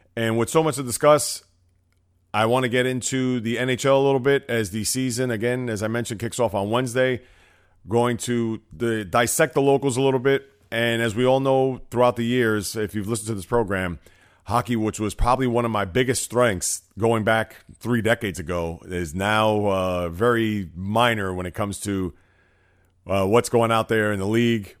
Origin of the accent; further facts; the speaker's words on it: New York City, New York, United States; I'm from the Bronx, New York, with, uh, a lot of sports teams here